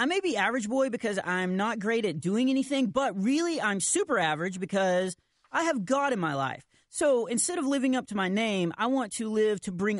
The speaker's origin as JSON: {"language": "English", "region": "Texas", "country": "United States", "said": "Come on. I'm from Texas. Of course I have. Our tractor is always getting a flat."}